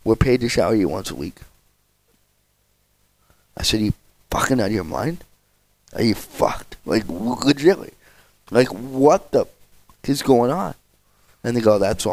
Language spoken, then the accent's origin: English; Spruce Grove, Alberta, Canada; I grew up in Spruce Grove